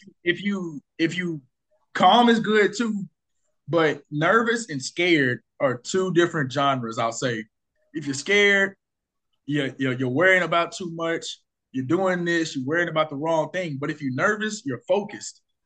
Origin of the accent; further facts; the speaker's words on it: Arkansas, United States; I threw my first party in my hometown. Yeah. Excuse me, Arkansas.